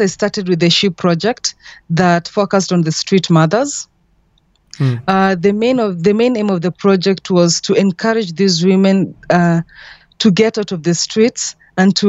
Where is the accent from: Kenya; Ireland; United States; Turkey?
Kenya; I'm from Kenya